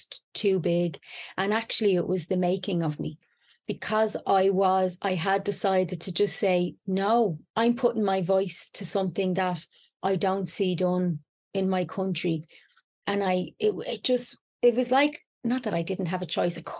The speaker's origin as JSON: {"language": "English", "country": "Ireland", "said": "as an Irish woman"}